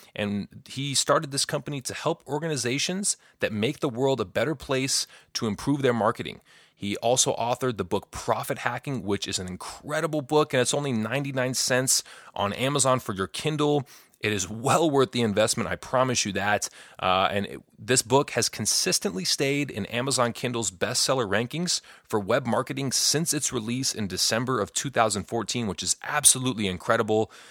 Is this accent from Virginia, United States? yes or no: no; Chicago, Illinois, United States; we're both from Chicago or from the Chicago area